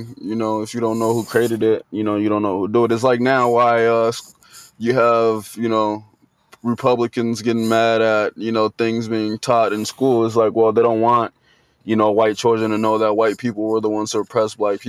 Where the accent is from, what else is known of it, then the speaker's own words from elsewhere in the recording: Liberia; also born or lived in Guinea; now in United States; I was technically born in Guinea, but I'm Liberian. I was born in Guinea because there was a civil war going on in Liberia